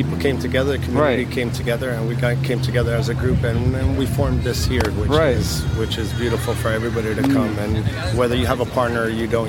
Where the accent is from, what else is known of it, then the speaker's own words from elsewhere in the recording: Miami, Florida, United States; I was born and raised in Miami